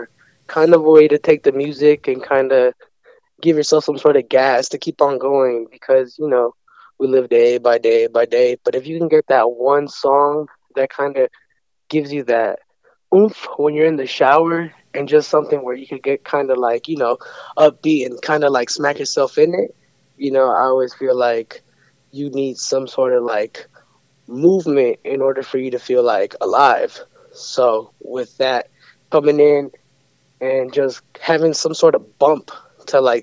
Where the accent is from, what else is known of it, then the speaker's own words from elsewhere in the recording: San Francisco, California, United States; I'm born and raised. I do believe it was called St. Francis Hospital